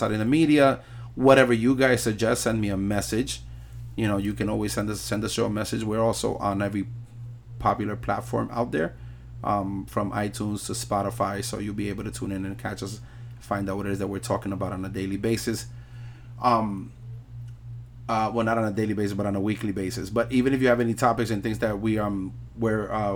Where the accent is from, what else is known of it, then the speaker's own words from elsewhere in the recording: New York City, New York, United States; I'm Puerto Rican, born and raised in New York City, 42 years old